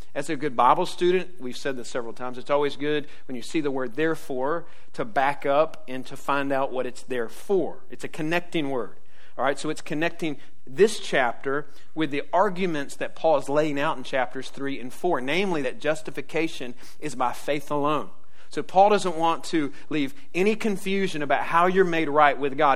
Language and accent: English; Jacksonville, Florida, United States; I grew up in Jacksonville